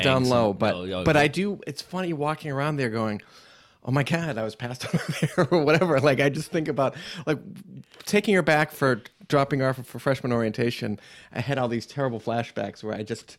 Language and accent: English; Newton, Massachusetts, United States; And I grew up in Newton, Mass